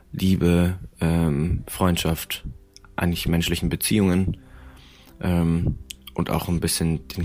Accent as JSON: {"language": "German", "town": "Würzburg", "region": "Bavaria", "country": "Germany", "said": "Wir kommen aus Würzburg und wir machen Folkmusik."}